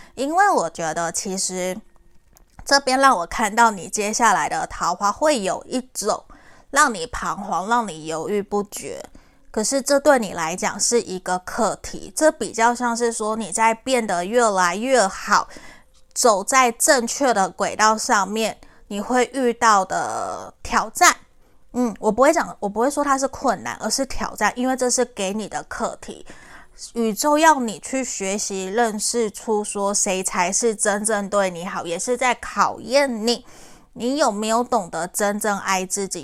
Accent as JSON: {"language": "Chinese", "country": "Taiwan", "said": "我是台湾人，可是我的国语不好"}